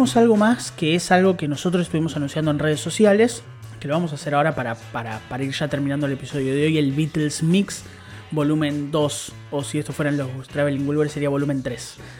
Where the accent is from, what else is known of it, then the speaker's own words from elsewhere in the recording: Buenos Aires, Argentina; yo soy de capital